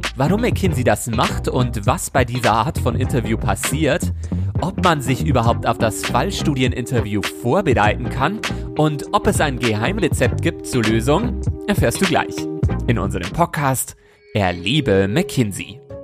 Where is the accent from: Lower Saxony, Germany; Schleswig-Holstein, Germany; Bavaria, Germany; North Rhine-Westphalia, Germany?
Bavaria, Germany; Bayern ist meine Heimat